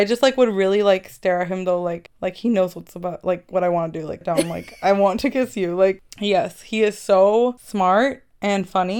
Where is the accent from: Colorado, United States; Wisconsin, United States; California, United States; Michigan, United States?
California, United States; also born or lived in Costa Mesa; now in San Diego, United States; I'm from California.